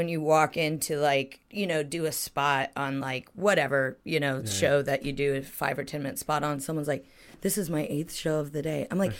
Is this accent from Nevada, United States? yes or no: no; Ohio, United States; now in London, United Kingdom; I'm American, and I grew up in Ohio, which is the middle bit.